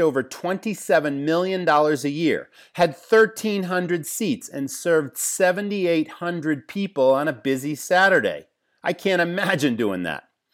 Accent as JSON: {"language": "English", "region": "Massachusetts", "country": "United States", "tie": "born or raised there", "said": "I grew up in Massachusetts"}